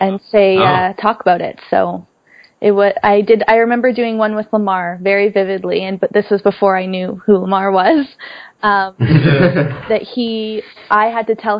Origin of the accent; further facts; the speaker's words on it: Pickering, Ontario, Canada; I'm from Pickering, Ontario, which is east of Toronto